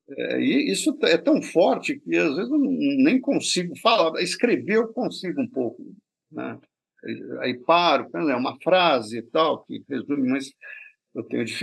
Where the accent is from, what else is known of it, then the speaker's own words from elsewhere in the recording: France; Portuguese is a second language; Como eu sou francês, eu só quis fazer uma frase inteligente